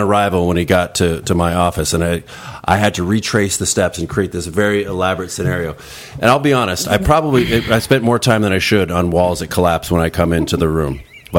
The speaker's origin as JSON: {"language": "English", "region": "Midwest", "country": "United States", "said": "I'm from the Midwest."}